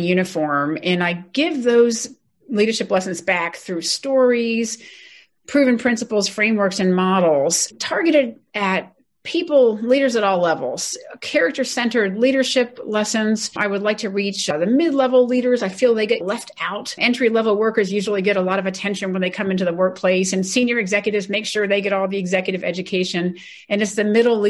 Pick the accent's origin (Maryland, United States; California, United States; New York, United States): Maryland, United States; Ellicott City; I was born and raised in Ellicott City, Maryland